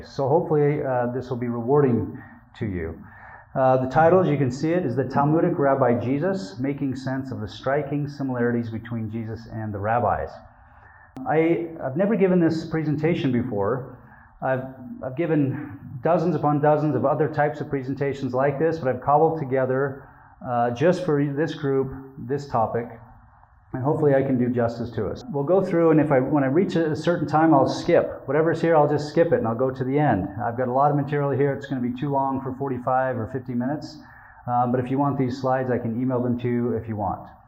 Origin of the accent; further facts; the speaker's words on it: Utah, United States; I have a lot of Jewish friends, but I'm from Utah, so I didn't have a lot of Jewish friends growing up.